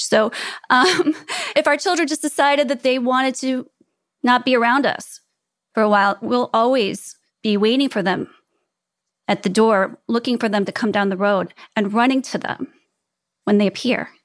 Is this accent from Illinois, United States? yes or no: yes; Chicago, Illinois, United States; moved away; also born or lived in Prague / New York City; where I grew up in Chicago